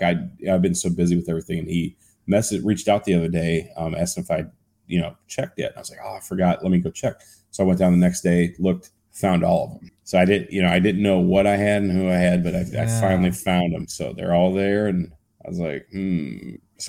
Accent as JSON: {"language": "English", "town": "Cleveland", "region": "Ohio", "country": "United States", "said": "I'm from Cleveland"}